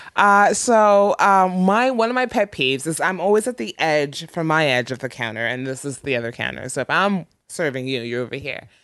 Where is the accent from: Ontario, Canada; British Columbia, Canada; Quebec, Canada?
Ontario, Canada; moved away; I'm from Ontario